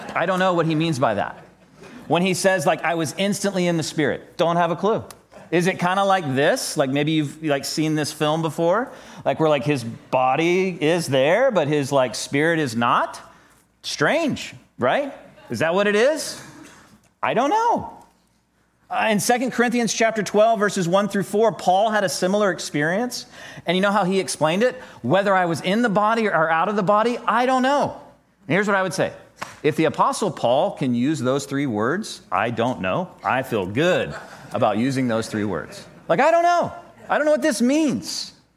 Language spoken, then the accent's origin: English; United States; us as twenty-first century American Christians